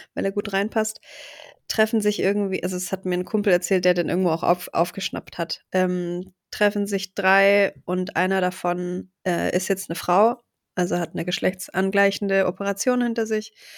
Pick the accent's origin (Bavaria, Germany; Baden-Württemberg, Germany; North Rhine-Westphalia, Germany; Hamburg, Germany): Baden-Württemberg, Germany; Stuttgart; dass Stuttgart eben meine Heimat ist